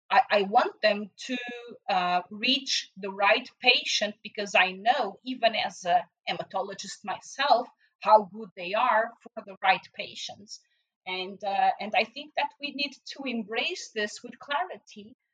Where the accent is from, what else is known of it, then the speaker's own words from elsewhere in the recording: Portugal; moved away; in my home country in Portugal